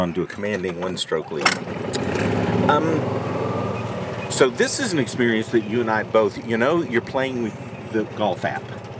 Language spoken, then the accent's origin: English; Cisco, Texas, United States; Growing up in Cisco where there was really no grass